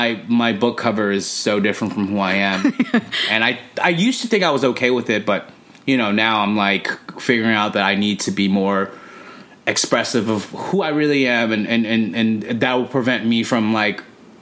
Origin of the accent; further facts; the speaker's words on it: Los Angeles, California, United States; Born and raised in Los Angeles, California.